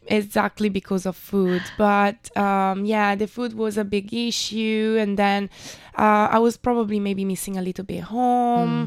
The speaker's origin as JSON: {"language": "English", "town": "Milan", "region": "Lombardy", "country": "Italy", "tie": "born or raised there", "also_born_or_lived": "London", "moved": "as an adult", "lives_now": "Taiwan", "said": "I lived there for eighteen years of my life"}